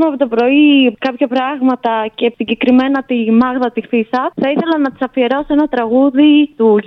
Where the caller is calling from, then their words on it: Heraklion, Crete, Greece; είμαι από το Ηράκλειο τη Κρήτη.